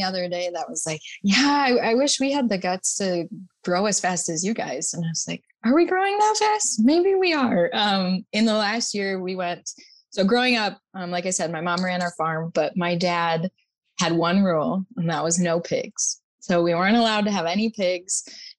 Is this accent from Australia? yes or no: no; Lakeville, Minnesota, United States; I grew up in Lakeville, Minnesota on what I like to call my family's 4-H farm.